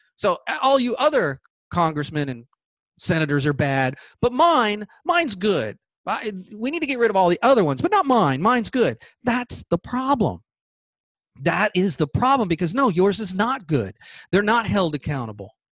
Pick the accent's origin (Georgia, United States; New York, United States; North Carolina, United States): Georgia, United States; Georgia, my home state